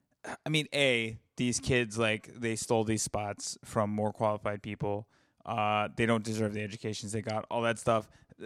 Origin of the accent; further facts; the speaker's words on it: Alabama, United States; real memorial back home is a memorial to the Freedom Riders because the Ku Klux Klan bombed their bus in my hometown.